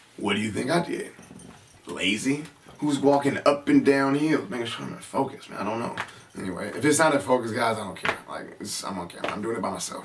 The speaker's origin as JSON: {"language": "English", "town": "San Francisco", "region": "California", "country": "United States", "tie": "born or raised there", "said": "I grew up in San Francisco"}